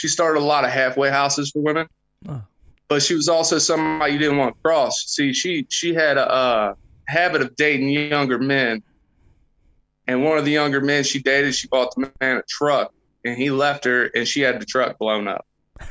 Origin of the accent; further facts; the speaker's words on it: just south of Cincinnati, Ohio, Kentucky, United States; I grew up just south of Cincinnati, Ohio